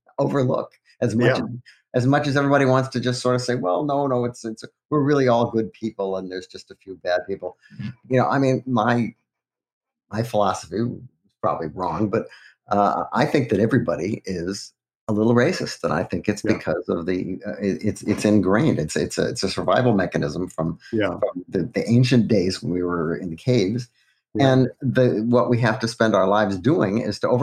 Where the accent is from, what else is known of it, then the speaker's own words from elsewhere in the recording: New Jersey, United States; I'm from New Jersey